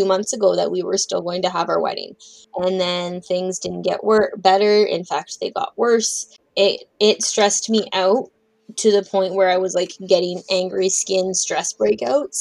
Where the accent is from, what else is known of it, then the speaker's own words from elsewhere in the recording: Northern Ontario, Canada; I'm from Northern Ontario